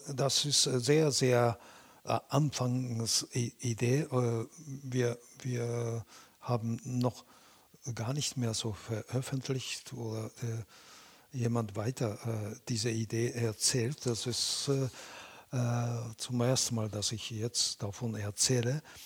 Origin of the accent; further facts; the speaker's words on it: Japan; German is a second language; also born or lived in Beijing, China; now in Germany; Ich bin in Japan aufgewachsener Chinese, aber ich bin Japaner.